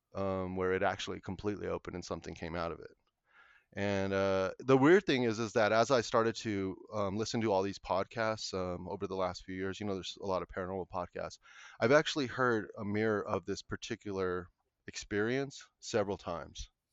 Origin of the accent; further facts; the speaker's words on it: Colorado, United States; I'm from Colorado, um, my family is originally all from, like, the San Luis Valley